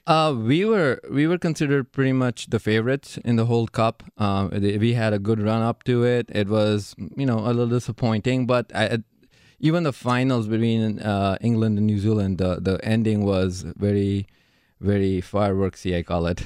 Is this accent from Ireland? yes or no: no; India; moved away as an adult; now in Milwaukee, United States; I was born in India